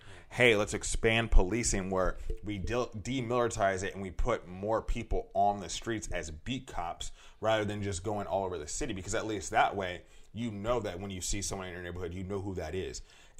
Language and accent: English; United States; for you, me, George Floyd, people who are born in America